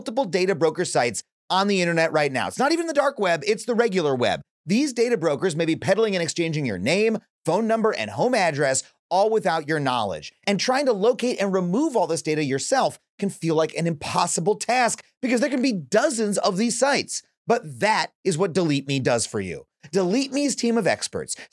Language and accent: English; United States; I am an American. We are here in America